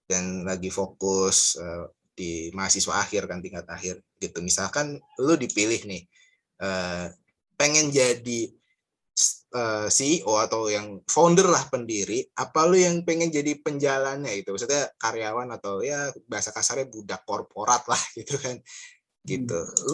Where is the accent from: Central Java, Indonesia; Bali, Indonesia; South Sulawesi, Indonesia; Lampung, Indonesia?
Central Java, Indonesia; Wonosobo; gua tuh kebetulan lahir di Wonosobo ya bokap bokap Magelang, nyokap Banjarnegara, tapi besar di Wonosobo, tumbuh di Wonosobo.